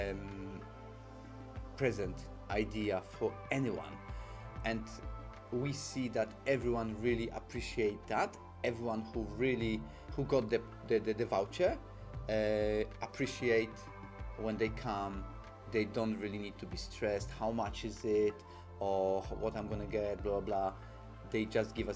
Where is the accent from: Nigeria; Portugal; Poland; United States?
Poland; now in London, United Kingdom; We are purely made in Poland, 100% Polish, live in London